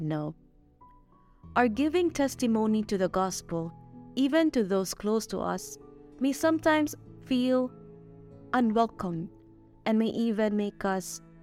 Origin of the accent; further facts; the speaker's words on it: Philippines; now in Mexico; I am a Filipina missionary assigned here in Mexico.